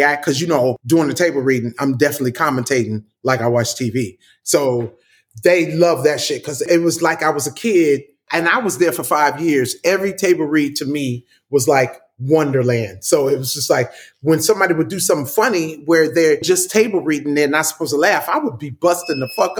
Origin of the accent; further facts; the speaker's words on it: Compton, California, United States; I'm from Compton